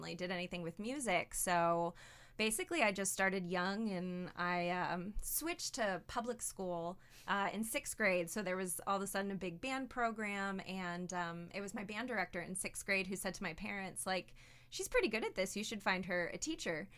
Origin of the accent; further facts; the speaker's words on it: Rochester, New York, United States; moved away as an adult; now in Cookeville, United States; I am from Rochester, New York, born and raised